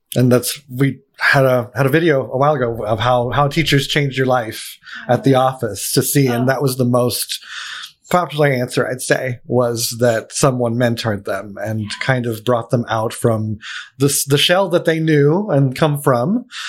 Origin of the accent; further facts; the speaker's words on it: Allentown, Pennsylvania, United States; I'm from Pennsylvania Where? too, Allentown.